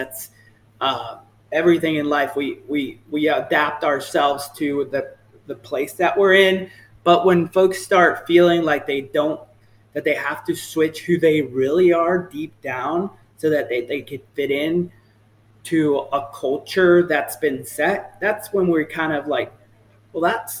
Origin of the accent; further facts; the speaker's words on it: the South, United States; I'm from the South, so I say y'all a lot. You know, folks always ask me if I'm from Texas because the way I speak.